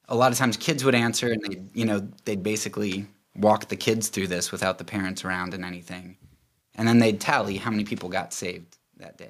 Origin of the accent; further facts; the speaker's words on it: Lancaster County, Pennsylvania, United States; I'm actually from Pennsylvania, Lancaster County